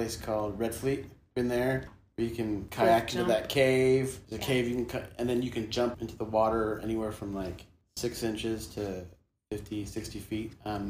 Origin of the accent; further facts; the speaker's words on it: California, United States; also born or lived in Arizona; now in Utah, United States; But I grew up in California, and I have four brothers and two sisters. And we had 10 acres of pecan trees, but we also tried cows, and sheep, chickens. We tried all that. Very agricultural town.